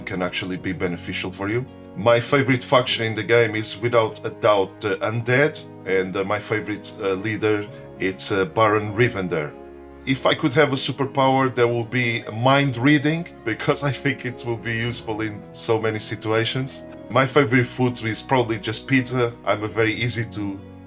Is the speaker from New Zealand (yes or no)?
no; Portugal; now in United Kingdom; I was born in Portugal, however, I live in the UK for over 20 years now